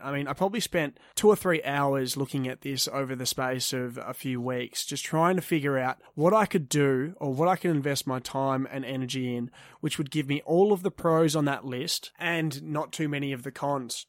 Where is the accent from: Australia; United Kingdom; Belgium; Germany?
Australia; Perth, Western Australia; I grew up in Leaderville, which is a coffee strip suburb relatively close to Perth City in Western Australia